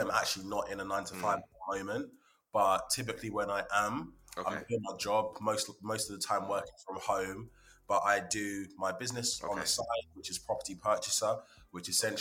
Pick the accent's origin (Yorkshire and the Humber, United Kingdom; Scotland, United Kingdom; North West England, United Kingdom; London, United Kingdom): London, United Kingdom; also born or lived in Hertfordshire; now in Watford, United Kingdom; I was born in 91. I'm 30 years old. And then, just always lived in and around North London, then Hertfordshire